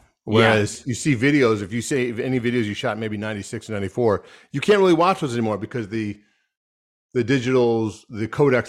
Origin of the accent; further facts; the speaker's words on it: Rochester, New York, United States; I'm from Rochester, New York, which is a small town in upstate New York, right on the Canadian border, right on Lake Ontario.